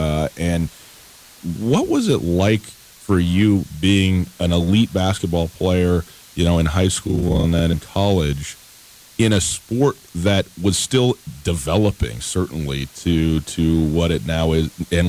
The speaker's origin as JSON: {"language": "English", "town": "Missoula", "region": "Montana", "country": "United States", "tie": "born or raised there", "said": "when I was a kid growing up in Missoula"}